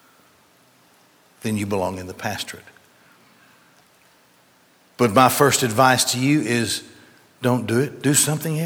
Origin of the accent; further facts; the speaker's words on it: Gadsden, Alabama, United States; I grew up in Gadsden, and the Goodyear plant pretty much controlled in those days, controlled the economy of Gadsden